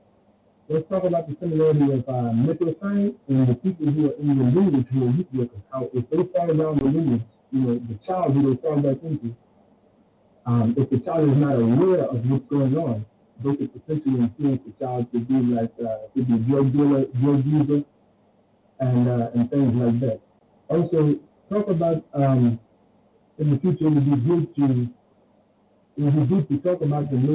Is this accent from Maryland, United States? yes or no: yes; Maryland, United States; I'm from Maryland